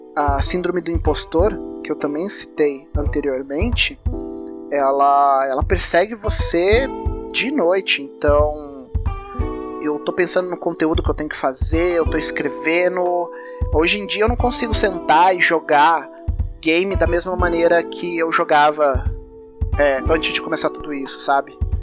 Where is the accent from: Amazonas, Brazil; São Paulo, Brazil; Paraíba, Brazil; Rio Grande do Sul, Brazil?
São Paulo, Brazil; São José dos Campos; also born or lived in Rio de Janeiro; eu sou de São José dos Campos, interior de São Paulo, e aqui é uma cidade muito industrial